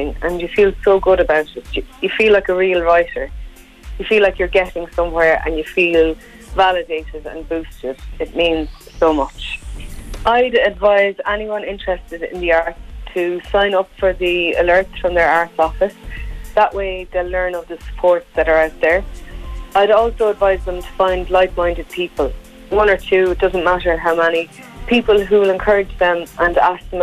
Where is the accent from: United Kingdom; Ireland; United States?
Ireland; Gathabawn, County Kilkenny; I'm originally from Gathabawn. Gathabawn is a small but very lively village in North Kilkenny